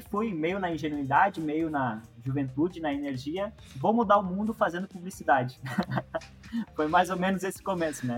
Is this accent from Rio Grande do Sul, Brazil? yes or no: yes; Rio Grande do Sul, Brazil; born or raised there; also born or lived in Chapecó, Santa Catarina